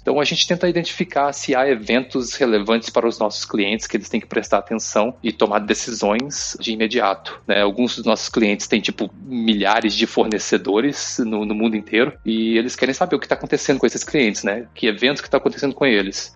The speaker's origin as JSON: {"language": "Portuguese", "town": "Oliveira", "region": "Minas Gerais", "country": "Brazil", "also_born_or_lived": "São João del Rei, Brazil", "accent": "mineiro", "moved": "as an adult", "lives_now": "China", "said": "não sei se já, já deu pra ver pelo meu sotaque, mas eu sou mineiro. Eu sou de, de Oliveira, em Minas Gerais."}